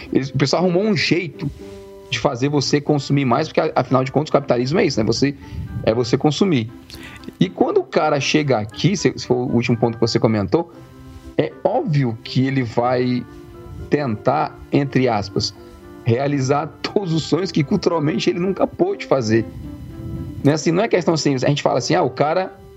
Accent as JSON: {"language": "Portuguese", "country": "Brazil", "tie": "born or raised there", "moved": "yes", "said": "nós quatro crescemos no Brasil, nós cinco, né, crescemos, nós quatro, eu, você, é, nós quatro crescemos no Brasil"}